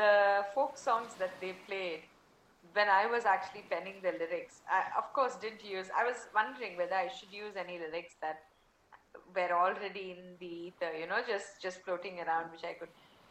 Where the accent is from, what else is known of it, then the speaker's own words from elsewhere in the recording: Mumbai, Maharashtra, India; first language Tamil; English is a second language; I grew up in Mumbai, so I'm very comfortable with Hindi and English in terms of writing lyrics. But to pen lyrics, Tamil is my mother tongue